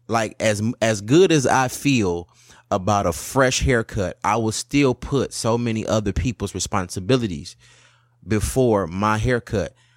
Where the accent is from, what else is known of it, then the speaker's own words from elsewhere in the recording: Highland Park, Michigan, United States; We came from Highland Park, which was way worse than Detroit.